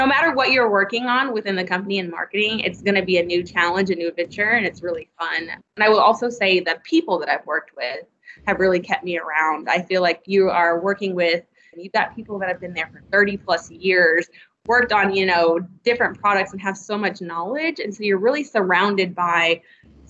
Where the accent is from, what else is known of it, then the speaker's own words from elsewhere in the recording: Bartlesville, Oklahoma, United States; moved away; I'm originally from Bartlesville, Oklahoma